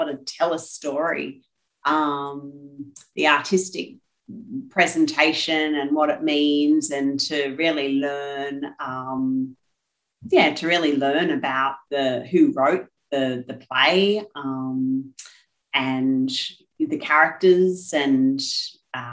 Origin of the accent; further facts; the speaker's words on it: Gold Coast, Queensland, Australia; accent: Aussie; now in Brisbane, Australia; as you can hear from the accent, born and bred Aussie, I had the privilege of being born and bred on the Gold Coast and am now living in Brisbane